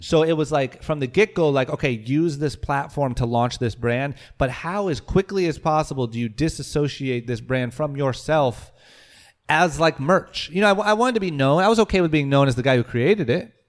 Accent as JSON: {"language": "English", "town": "Akron", "region": "Ohio", "country": "United States", "tie": "born or raised there", "also_born_or_lived": "Coventry, Ohio", "moved": "as an adult", "lives_now": "Los Angeles, United States", "said": "growing up in Akron, uh, in high school"}